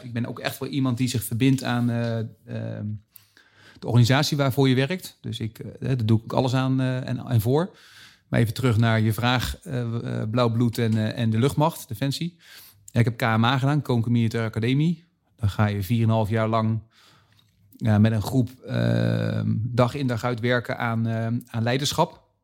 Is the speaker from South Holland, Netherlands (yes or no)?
no; Zeist, Utrecht, Netherlands; We zitten nu in Utrecht en ik kom uit Zeist. Dus ik zit vlakbij mijn geboorteplaats